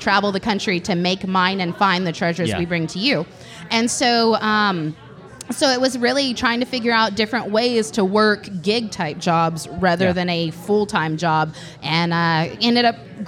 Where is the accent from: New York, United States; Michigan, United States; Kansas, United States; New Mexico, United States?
Kansas, United States; Southeast; moved away; I grew up in Southeast Kansas, okay. Little town of 3,000 people